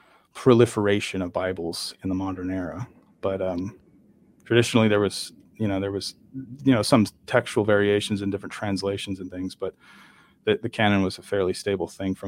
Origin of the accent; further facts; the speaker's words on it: Miami, Florida, United States; born there; also born or lived in Latin America; I'm North America. I was born in Miami, Florida. I'm an American citizen.